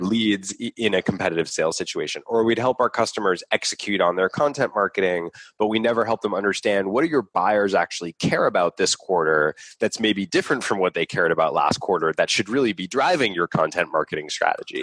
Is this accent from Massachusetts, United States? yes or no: yes; Boston, Massachusetts, United States; I grew up here in Boston.